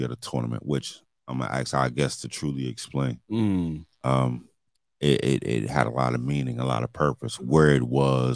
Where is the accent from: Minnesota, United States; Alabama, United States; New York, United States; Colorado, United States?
New York, United States; New York City; I'm from Linden Plaza. So was I guess, East New York, Brooklyn